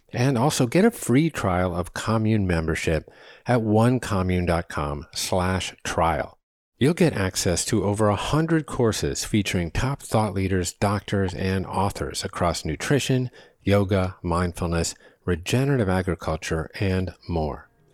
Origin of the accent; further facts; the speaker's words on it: New England, United States; moved away as an adult; I grew up batting balls on the Terre Battue of New England